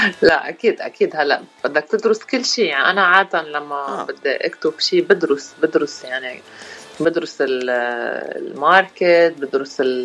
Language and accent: Arabic; Rashaya al-Fukhar, Keserwan-Jbeil, Lebanon; moved away as an adult; now in Washington DC area, United States; انا الاصل من رشايا الفخار وعايشين بكسر وين يعني كل حياتنا وصار لي 16 سنة بأمريكا